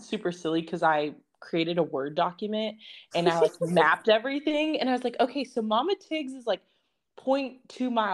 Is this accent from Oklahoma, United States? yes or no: yes; Edmond, Oklahoma, United States; also born or lived in Northwest Arkansas; now in Denton, United States; I'm from Edmond, Oklahoma, and now we all live in Texas.